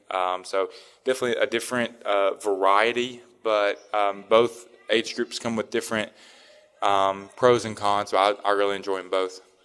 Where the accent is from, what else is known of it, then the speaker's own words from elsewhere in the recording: Tennessee, United States; me growing up in Tennessee